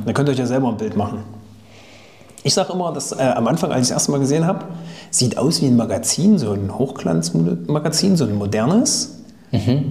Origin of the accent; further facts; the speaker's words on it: Thuringia, Germany; kommt eigentlich aus Thüringen, wie ich übrigens